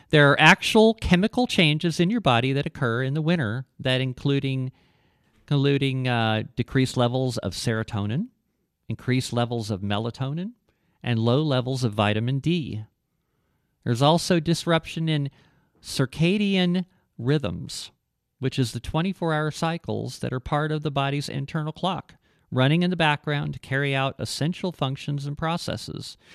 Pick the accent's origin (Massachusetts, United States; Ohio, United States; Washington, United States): Ohio, United States; moved away as an adult; also born or lived in Texas; I grew up in Ohio and I, uh, moved to, uh, when I was like nineteen, I moved to Texas for a couple of, couple of years